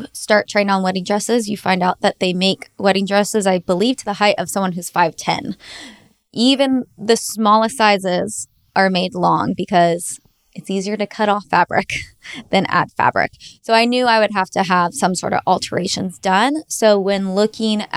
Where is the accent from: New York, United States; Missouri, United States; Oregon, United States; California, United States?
California, United States; moved away; also born or lived in Nashville / Lexington, Kentucky; I'm originally from California, so my parents still live in California